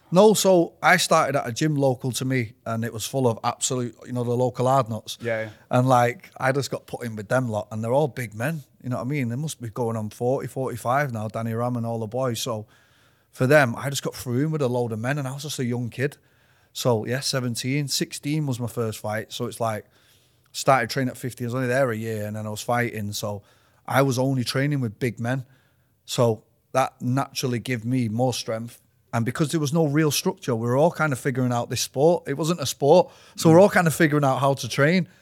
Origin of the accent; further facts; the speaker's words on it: Manchester, North West England, United Kingdom; I was born in Withington. So grew up around there